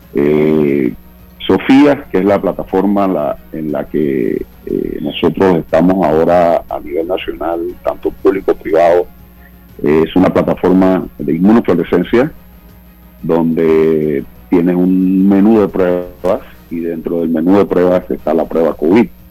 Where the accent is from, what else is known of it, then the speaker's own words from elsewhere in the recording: Panama; trabajadores panameños eh, que realmente nos sentimos como siento yo